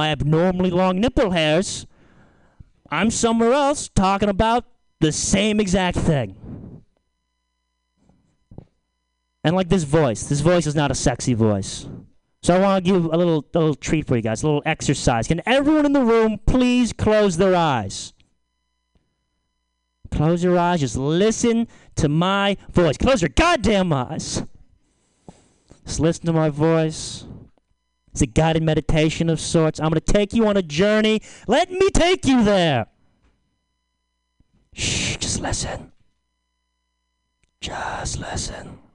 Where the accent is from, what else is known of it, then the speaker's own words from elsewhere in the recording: Lagunitas, California, United States; I'm from Lagunitas